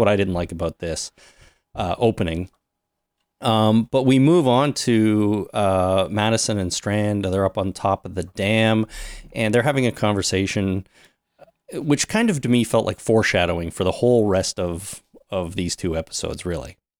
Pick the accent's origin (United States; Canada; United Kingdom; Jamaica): Canada; we're Canadian, we're based in Canada